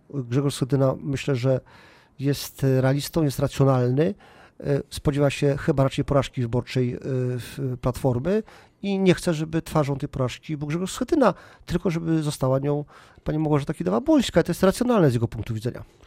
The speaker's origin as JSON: {"language": "Polish", "country": "Poland", "said": "my Polacy kultywujemy takie tradycje"}